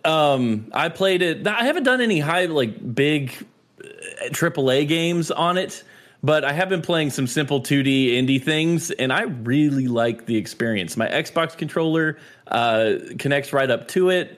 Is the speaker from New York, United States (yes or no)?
no; North Carolina, United States; I am from North Carolina.